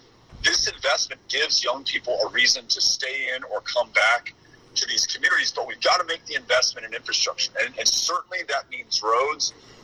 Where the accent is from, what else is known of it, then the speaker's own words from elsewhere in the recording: El Paso, Texas, United States; my hometown of El Paso